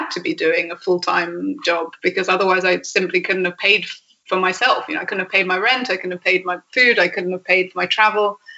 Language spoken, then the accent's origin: English; England, United Kingdom; yeah, I really don't know if that's because I'm English or because I'm just me